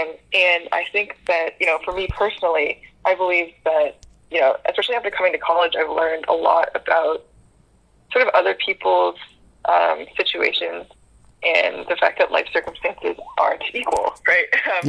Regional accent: the Bay Area, California, United States; I am Asian American. I come from the Bay, which is heavily Asian American.

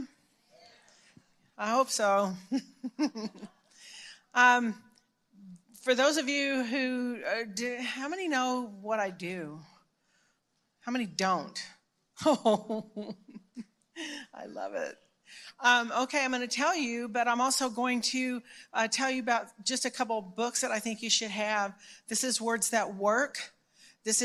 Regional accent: Dallas, Texas, United States; I'm from Dallas originally, born here

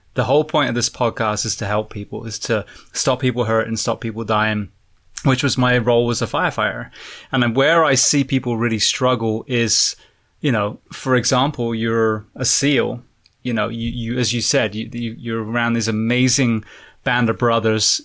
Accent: England, United Kingdom; moved away; I'm a firefighter from England originally

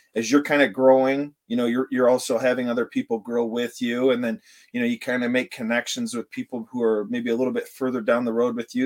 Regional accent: Vanderbilt, Michigan, United States; I was born and raised here in Vanderbilt, and I'm back here in Vanderbilt

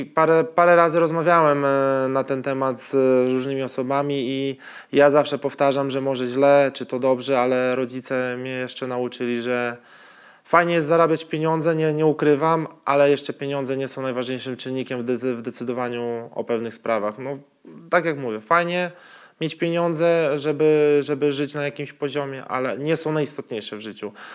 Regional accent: Białystok, Podlaskie Voivodeship, Poland; moved away; also born or lived in Poznań; u mnie w Białymstoku

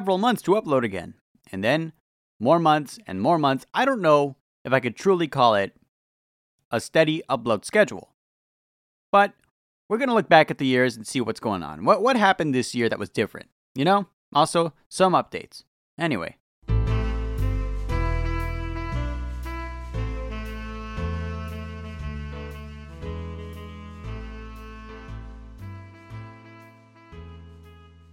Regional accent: California, United States; I'm from California

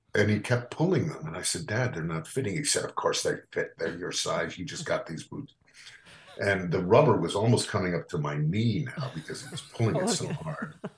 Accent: New Canaan, Connecticut, United States; growing up in New Canaan

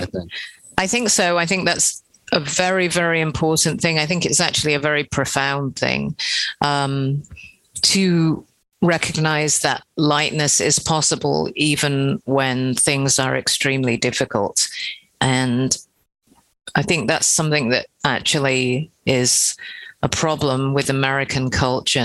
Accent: England, United Kingdom; we're we're from England as well, Britain

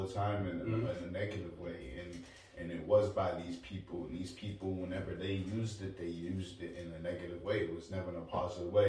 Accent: New Bedford, Massachusetts, United States; we come from New Bedford

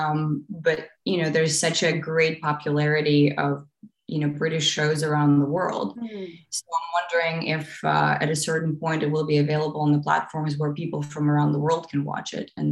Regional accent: Eastern Ukraine, Ukraine; moved away; I was born in Eastern Ukraine and raised there as well

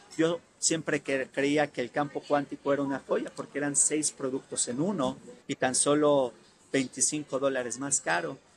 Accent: Mexico; somos los primeros mexicanos

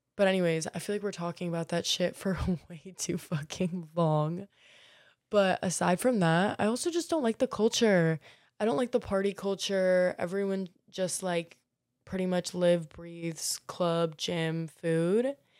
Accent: Marco Island, Florida, United States; now in Miami, United States; I'm from Marco Island, um, which for y'all who don't know, Naples might ring a little bit more of a bell

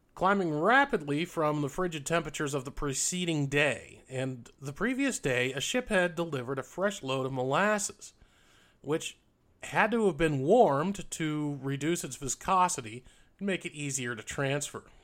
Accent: New England, United States; when I was growing up in New England

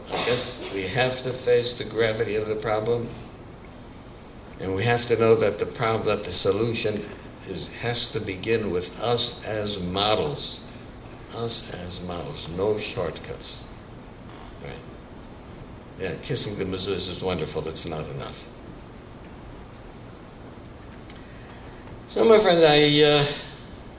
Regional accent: Milwaukee, Wisconsin, United States; I was born and raised in Milwaukee, Wisconsin in the early 1930s.

